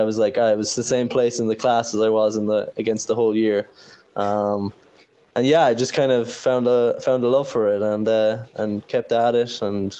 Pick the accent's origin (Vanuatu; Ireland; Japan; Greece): Ireland; Cork, Munster; But yeah, I'm from Cork City originally. I grew up in Douglas. Went to Douglas Calm, and that's where it started for me. I started in first year in Douglas Community School there